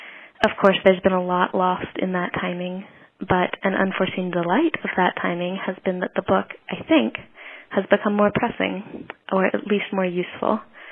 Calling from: Virginia, United States; I'm calling from Virginia.

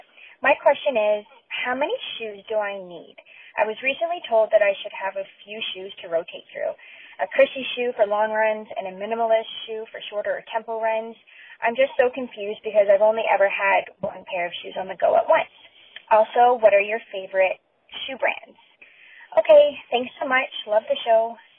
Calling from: Ontario, Canada; I'm a mother runner to a 3-year-old and a 1.5-year-old. I'm calling from Ontario in Canada.

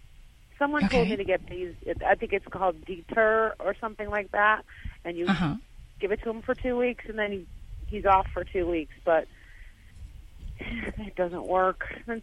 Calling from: Marianna, Florida, United States; Florida. Marianna, Florida.

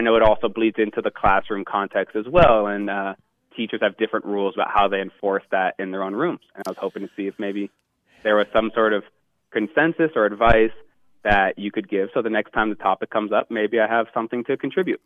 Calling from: Los Angeles, California, United States; I'm calling from Los Angeles, California

